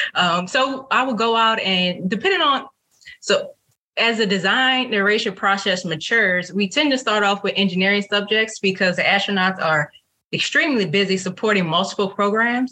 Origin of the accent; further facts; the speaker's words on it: New Orleans, Louisiana, United States; I am from New Orleans, Louisiana